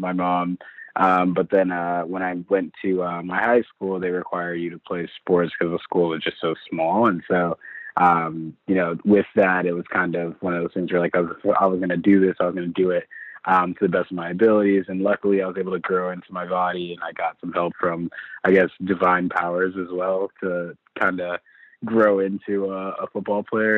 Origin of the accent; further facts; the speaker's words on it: St. Louis, Missouri, United States; I'm from St. Louis, Missouri.